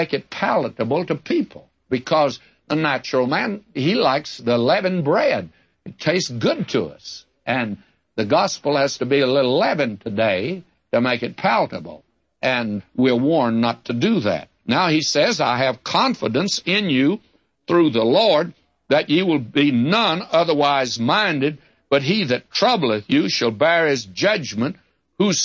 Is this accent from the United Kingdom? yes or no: no; the South, United States; I was brought up in the South